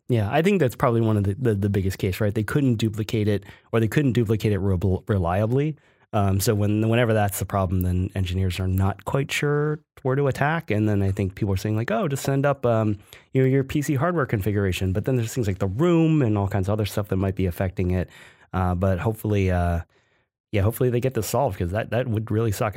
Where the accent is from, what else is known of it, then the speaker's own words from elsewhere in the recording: Ohio, United States; where I grew up in Ohio